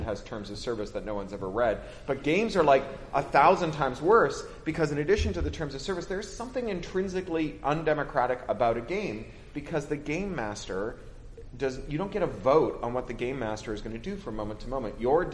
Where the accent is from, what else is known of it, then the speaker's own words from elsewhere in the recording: Toronto, Ontario, Canada; growing up in Toronto